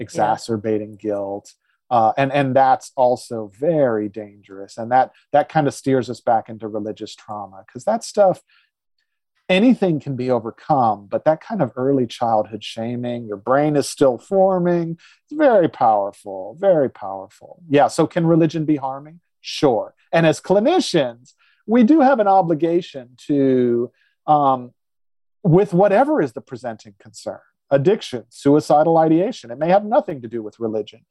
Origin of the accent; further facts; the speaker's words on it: the South, United States; I grew up in the South